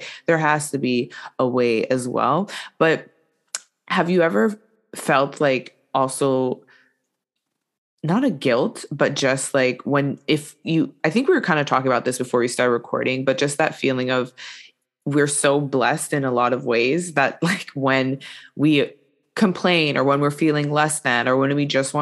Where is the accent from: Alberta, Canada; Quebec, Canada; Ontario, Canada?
Quebec, Canada; I was born and raised here in Canada